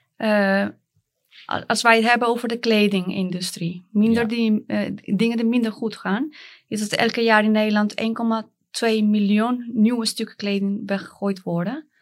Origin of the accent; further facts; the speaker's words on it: Colombia; Dutch is a second language; moved away as an adult; now in Netherlands; ik kom uit Colombia